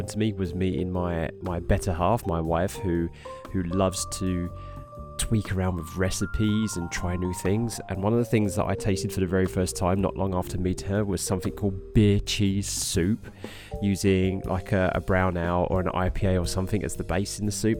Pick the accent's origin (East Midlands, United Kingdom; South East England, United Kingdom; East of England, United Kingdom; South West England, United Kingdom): East of England, United Kingdom; Harlow; moved away as an adult; now in Norwich, United Kingdom; I'm originally from Harlow in Essex, which is a town just north of London in the east of England, here in the United Kingdom